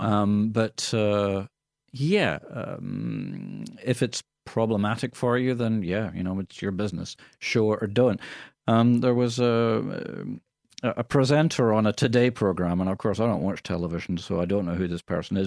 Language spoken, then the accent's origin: English; Scotland, United Kingdom; accent: Scottish; now in Australia; people would say, "Where's that accent from?" And I would say, "From Scotland."